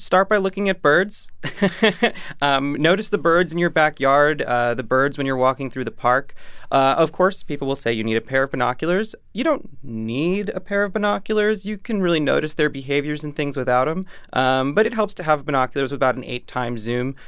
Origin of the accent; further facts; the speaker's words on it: New York City, New York, United States; as a New Yorker